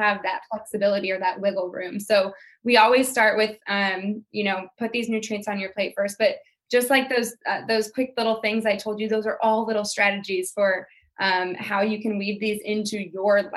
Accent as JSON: {"language": "English", "town": "St. Louis", "region": "Missouri", "country": "United States", "moved": "yes", "said": "I moved away from St. Louis, but I'm going home to St. Louis for Christmas"}